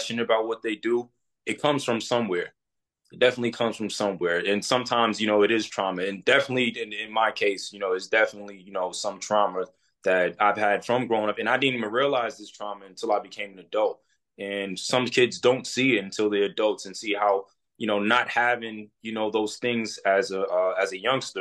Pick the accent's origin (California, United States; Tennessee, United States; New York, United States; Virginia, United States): New York, United States; New York City; moved away as an adult; now in Dallas, United States; I'm from Queens, New York.